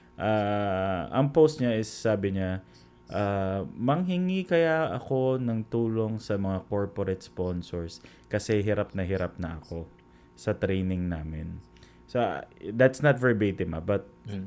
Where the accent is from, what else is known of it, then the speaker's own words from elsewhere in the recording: Central Luzon, Philippines; kami po taga Bulacan